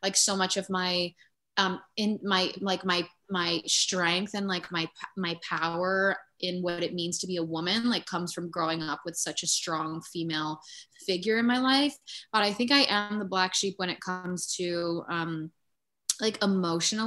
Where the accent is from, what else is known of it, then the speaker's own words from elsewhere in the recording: near Asbury Park, Jersey Shore, New Jersey, United States; I grew up. Really close to Asbury Park in like the town next to it